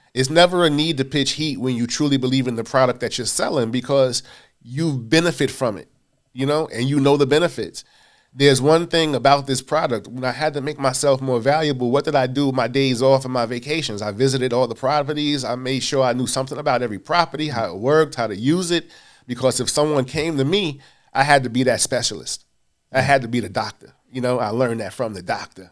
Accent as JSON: {"language": "English", "town": "New York City", "region": "New York", "country": "United States", "tie": "born or raised there", "also_born_or_lived": "Hollis, Queens", "said": "Born in Hollis, Queens, raised in South Jamaica"}